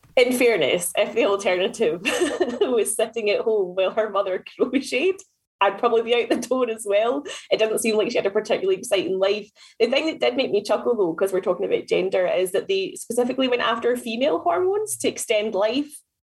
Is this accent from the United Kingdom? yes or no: yes; Scotland, United Kingdom; as a Scot